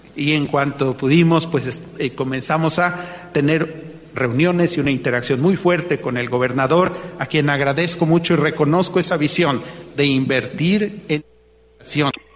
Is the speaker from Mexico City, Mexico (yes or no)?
no; Puebla, Mexico; moved away; creciendo en Puebla